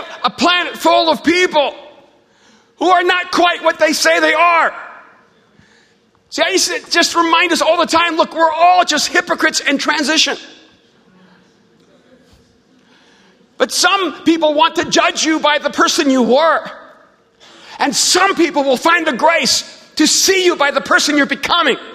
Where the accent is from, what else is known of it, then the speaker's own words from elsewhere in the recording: El Salvador; I'm from El Salvador